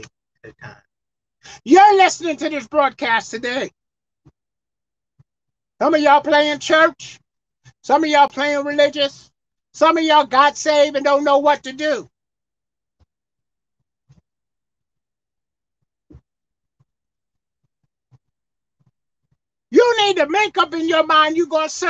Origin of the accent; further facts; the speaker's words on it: New York City, New York, United States; I'm from Brooklyn, New York. That's where I was born.